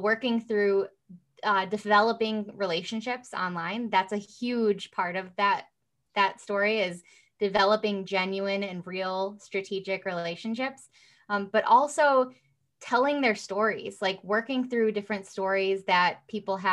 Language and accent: English; Midwest, United States; also born or lived in Rockford, Illinois; I am from the Midwest